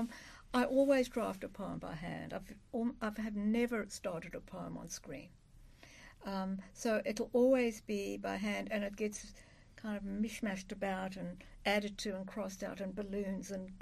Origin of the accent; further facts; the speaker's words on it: South Africa; moved away; I was growing up in South Africa